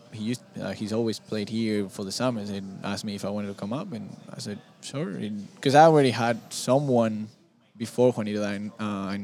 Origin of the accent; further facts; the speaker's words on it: Madrid, Community of Madrid, Spain; moved away; Originally, I'm from Madrid, Spain.